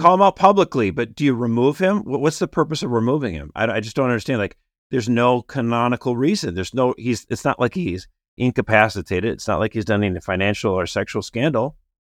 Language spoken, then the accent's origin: English; Minneapolis, Minnesota, United States; my hometown in Minneapolis